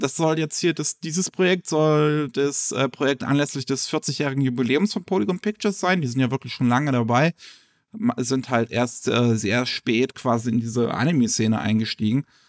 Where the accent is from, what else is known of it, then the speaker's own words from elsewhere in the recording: Germany; bei uns in Deutschland